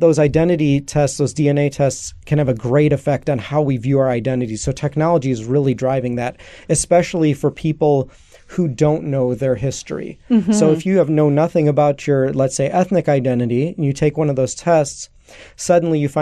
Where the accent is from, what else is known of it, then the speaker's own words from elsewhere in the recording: Chicago, Illinois, United States; I'm Greek, I'm Greek American, grew up in Chicago